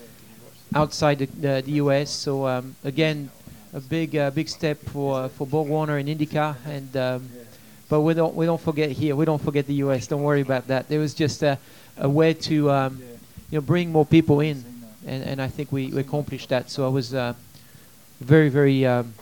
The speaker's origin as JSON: {"language": "English", "country": "France", "moved": "as an adult", "lives_now": "United States", "said": "my home country. Even though, you know, I've been racing here for 14 years"}